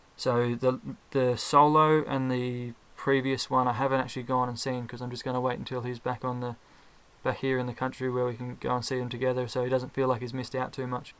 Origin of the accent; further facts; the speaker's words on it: Ballarat, Victoria, Australia; I'm from Ballarat, also from Australia.